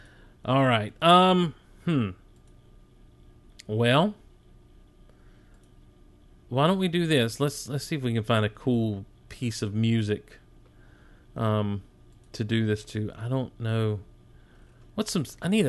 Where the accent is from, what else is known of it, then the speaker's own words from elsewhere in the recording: Madison, Georgia, United States; I grew up in Madison, Georgia. Shout out to Madison, Georgia.